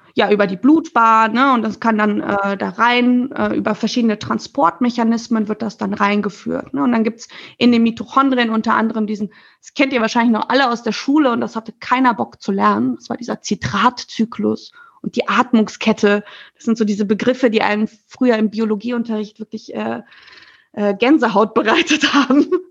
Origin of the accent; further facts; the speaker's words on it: Germany; als Deutsche